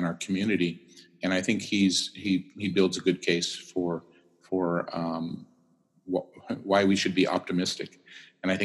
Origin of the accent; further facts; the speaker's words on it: California, United States; coming from California, growing up in California